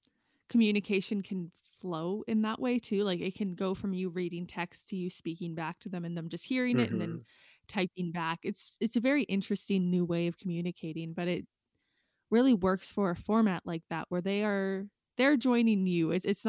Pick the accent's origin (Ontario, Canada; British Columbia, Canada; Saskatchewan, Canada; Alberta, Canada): Saskatchewan, Canada; born or raised there; moved away